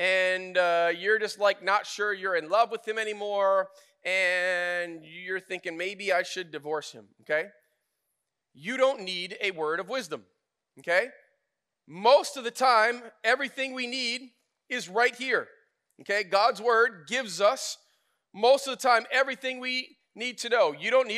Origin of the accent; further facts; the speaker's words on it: United States; I'm an American.